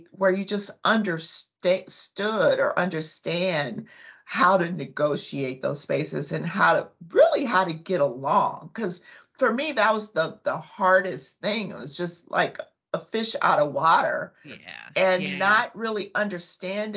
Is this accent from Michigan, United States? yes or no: no; Compton, California, United States; I'm from Compton